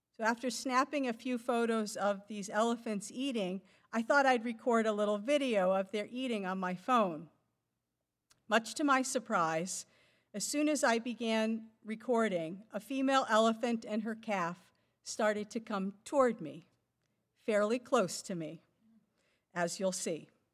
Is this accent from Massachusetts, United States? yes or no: yes; Boston, Massachusetts, United States; moved away; I'm from the Boston area, for instance, My family still lives there